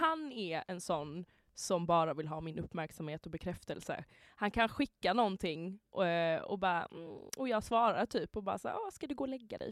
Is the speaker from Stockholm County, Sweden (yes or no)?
no; Halmstad, Halland County, Sweden; moved away; jag var hemma i Halmstad